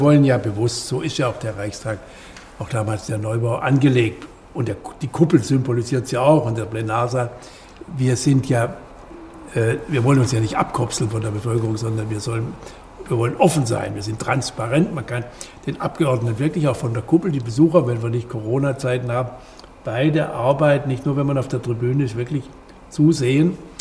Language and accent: German; West Germany, Germany; Wir Wessis. Ich bin auch ein Wessi.